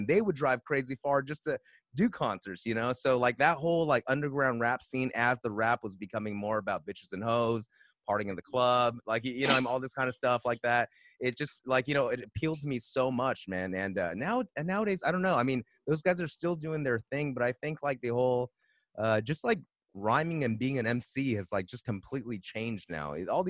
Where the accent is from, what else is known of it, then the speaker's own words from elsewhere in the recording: California, United States; growing up in California